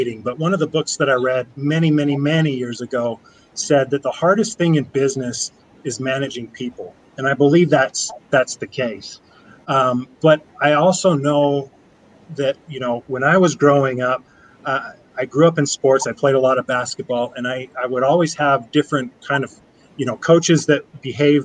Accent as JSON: {"language": "English", "town": "Sandy", "region": "Utah", "country": "United States", "tie": "born or raised there", "also_born_or_lived": "Draper, Utah", "said": "I'm a local boy, but didn't grow up in Orem. I grew up in Sandy, now live in Draper"}